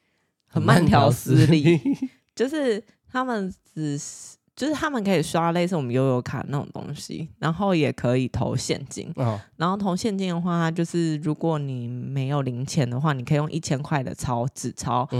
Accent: Taiwan; 我是台湾人，

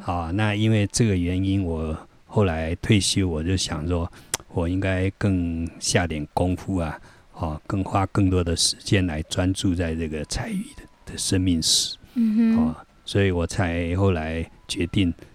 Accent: Yilan, Yilan County, Taiwan; also born or lived in Florida, United States; 但是因为我在宜兰出生长大，所以我客语我都听不懂

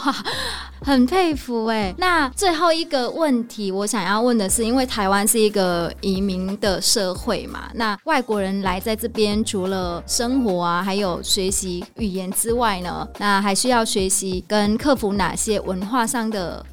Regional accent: Vietnam; Chinese is a second language; moved away as an adult; now in Taiwan; 我从小到大就是在越南长大，然后我出国的第一个地方来到的是台湾，所以我那时候来到台湾的时候也是第一次搭飞机

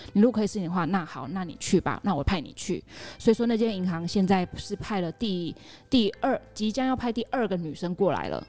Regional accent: Taiwan; moved away as an adult; now in Cambodia; 我们台湾女生

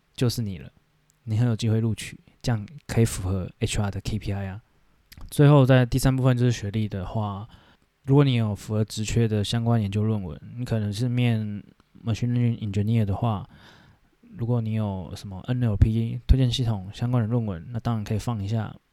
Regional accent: Taiwan; 我们台湾人

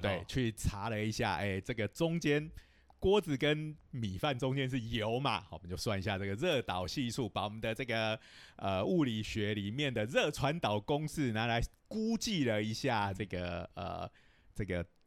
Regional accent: Taiwan; 我们台湾人有时候是讲锅气

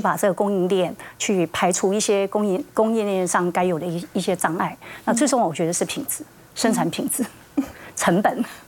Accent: Taiwan; 我就是从台湾来的一个小城里面的姑娘

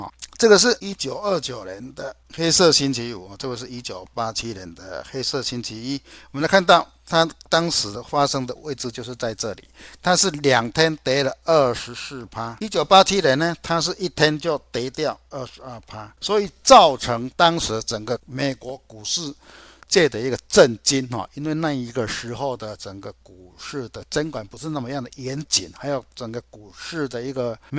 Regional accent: Chiayi, Chiayi City, Taiwan; 大家好，

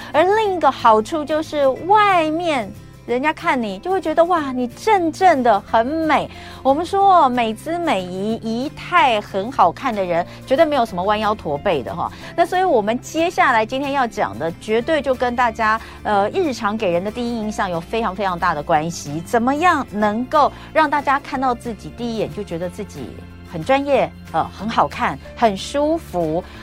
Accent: Taiwan; 我们台湾人

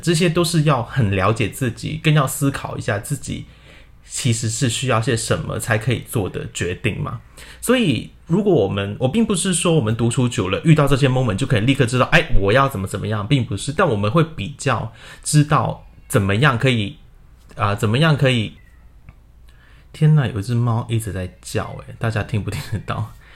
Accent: Hong Kong; moved away as an adult; also born or lived in Guangdong, China; now in Taiwan; 我在广东出生，然后在香港长大然后一直到现在就来到了台湾念研究所

